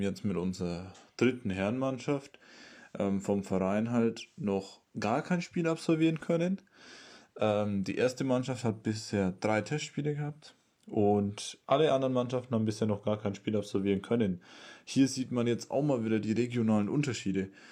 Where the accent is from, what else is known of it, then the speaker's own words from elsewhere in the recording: Treuchtlingen, Bavaria, Germany; ich komme aus Treuchtlingen, das ist in Bayern, ungefähr bei Nürnberg